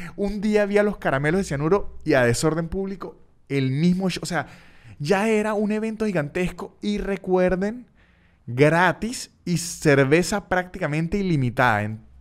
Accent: San Cristóbal, Táchira, Venezuela; now in Argentina; San Cristóbal, la ciudad de donde yo soy en Venezuela

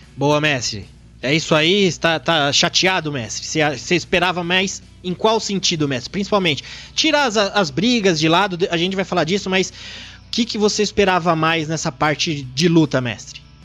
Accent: Brazil; como brasileiros

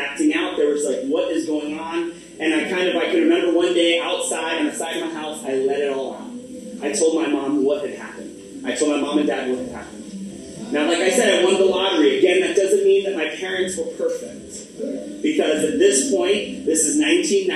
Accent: Orlando, Florida, United States; when I was born in Florida. I'm from Orlando, Florida. I'm the first generation born in the United States.

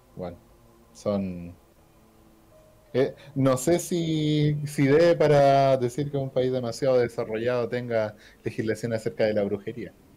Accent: Chile; Aquí somos chilenos

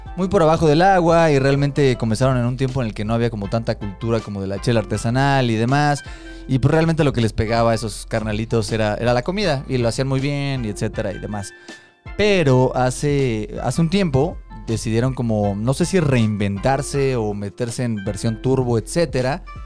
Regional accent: Mexico City, Mexico; Somos tres amigos chilangos

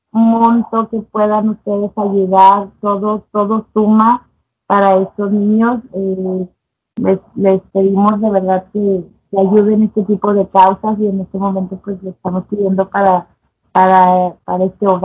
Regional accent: Monterrey, Nuevo León, Mexico; aquí en Monterrey, de donde soy yo.

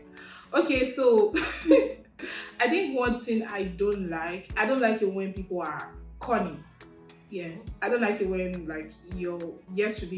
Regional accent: Delta, Nigeria; moved away as an adult; now in Bowling Green, United States; I'm from Delta State, Nigeria.

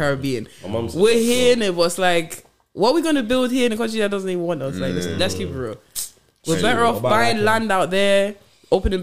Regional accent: Hamburg, Germany; first language German; English is a second language; moved away as an adult; now in London, United Kingdom; I was born and raised in Germany

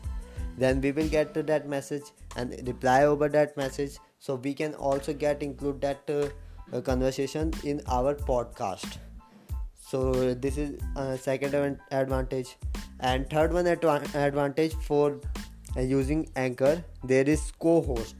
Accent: India; I am from India

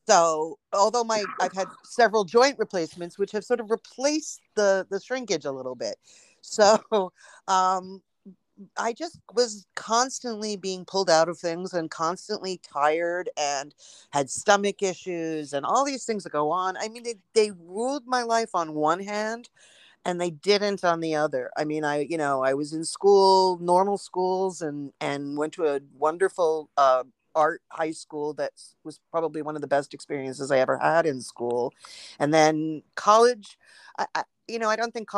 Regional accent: New York City, New York, United States; I grew up in Manhattan in New York, and I was born and raised here

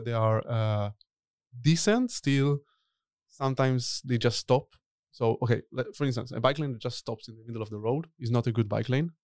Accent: Tel Aviv, Tel Aviv District, Israel; moved away as an adult; also born or lived in Berlin, Germany / Stockholm, Sweden; now in Netherlands; I'm originally from Tel Aviv, uh, but I live in Europe already for over ten years.

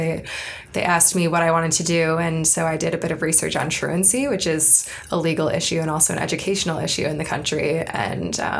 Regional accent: Cleveland, Ohio, United States; moved away as an adult; I'm from Cleveland, Ohio

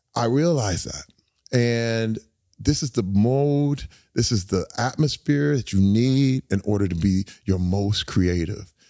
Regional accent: Flint, Michigan, United States; moved away; I grew up in Flint, Michigan

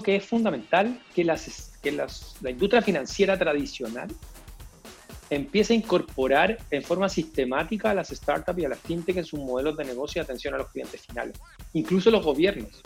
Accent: Chile; aquí en Chile

